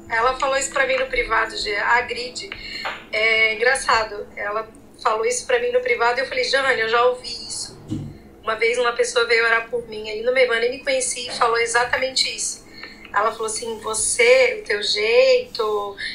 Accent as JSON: {"language": "Portuguese", "town": "Curitiba", "region": "Paraná", "country": "Brazil", "said": "É, eu vim de Curitiba, vim de um outro contexto, me converti lá, vim de outras igrejas lá"}